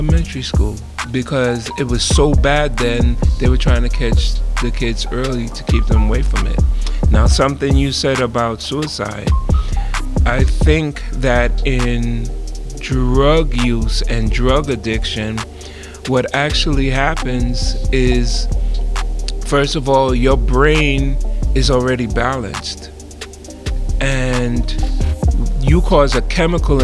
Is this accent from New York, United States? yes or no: yes; New York City, New York, United States; I grew up in the Bronx, New York